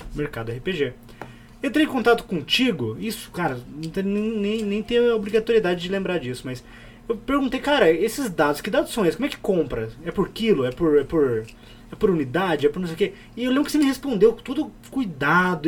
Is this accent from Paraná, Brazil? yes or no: yes; Curitiba, Paraná, Brazil; eu sou de Curitiba